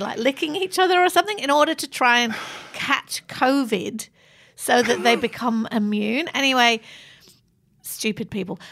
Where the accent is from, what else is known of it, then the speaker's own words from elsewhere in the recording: Manchester, North West England, United Kingdom; moved away; I grew up in Manchester, which is a gritty